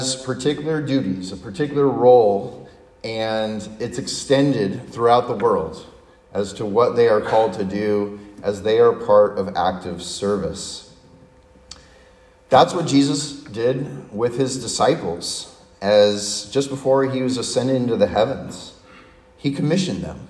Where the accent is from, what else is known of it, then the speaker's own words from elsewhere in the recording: San Diego, California, United States; growing up in my hometown in San Diego, which is a Navy town